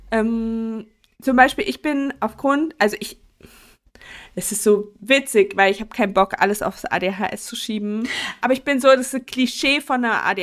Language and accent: German; Mecklenburg-Vorpommern, Germany; Bei uns in Mecklenburg